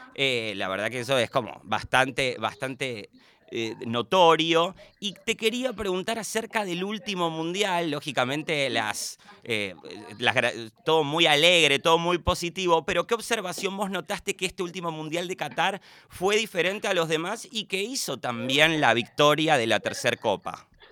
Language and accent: Spanish; Avellaneda, Buenos Aires Province, Argentina; somos, de alguna forma, somos vecinos del, del Doque, de Doc Sud, de Avellaneda